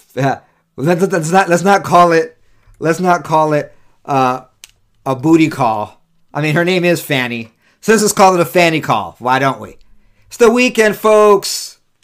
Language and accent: English; California, United States; also born or lived in New York; now in Utah, United States; California is my home state. New York's my birth state